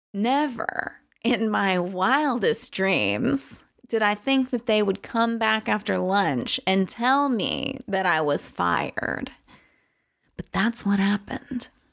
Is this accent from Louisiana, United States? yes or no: yes; Louisiana, United States; I was a local from Louisiana.